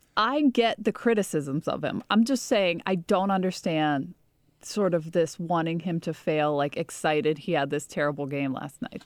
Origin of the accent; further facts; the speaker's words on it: Pittsburgh, Pennsylvania, United States; moved away; my hometown team